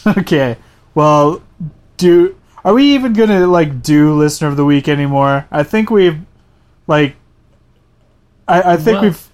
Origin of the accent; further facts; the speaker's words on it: Canada; we're Canadian